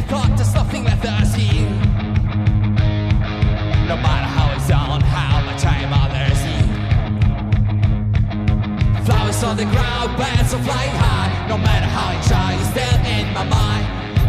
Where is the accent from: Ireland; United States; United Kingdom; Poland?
Poland; We are the Bullseyes from Poland.